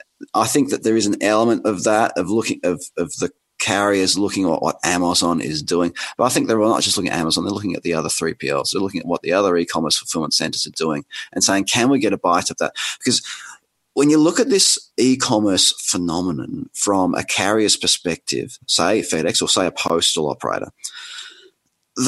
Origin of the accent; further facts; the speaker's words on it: Australia; accent: Australian; my outrageous accent, I'm Australian